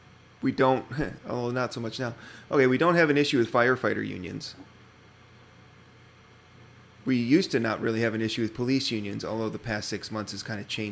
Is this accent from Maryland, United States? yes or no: no; Wisconsin, United States; I grew up in Wisconsin